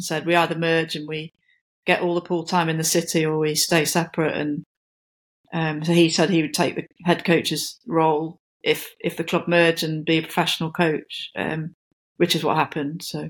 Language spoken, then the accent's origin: English; Nottingham, East Midlands, United Kingdom; when I'm from Nottingham